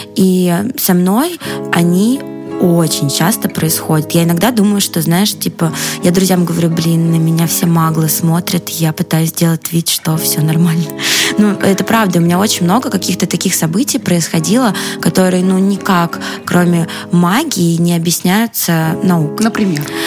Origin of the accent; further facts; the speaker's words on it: Russia; а я из России